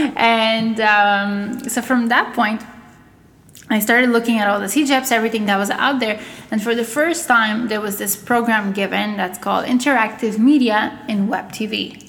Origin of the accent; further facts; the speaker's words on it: Montreal, Quebec, Canada; English is a second language; also born or lived in Russia / Bulgaria; I moved here when I was ten years old. Um, did you know my schooling here? My, my I kind of grew up here. You know, I'm more Canadian than anything else today